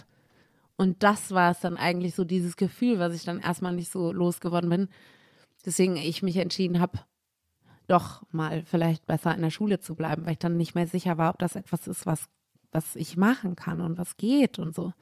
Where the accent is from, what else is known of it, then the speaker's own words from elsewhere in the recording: Cologne, North Rhine-Westphalia, Germany; ich war erst auf dem Hansa-Gymnasium.